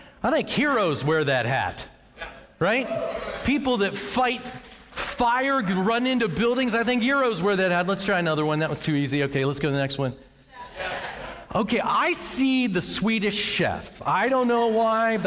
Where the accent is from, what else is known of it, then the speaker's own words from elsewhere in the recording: Western Pennsylvania, United States; now in Noblesville, United States; I came from Western Pennsylvania, and that is a coal mining town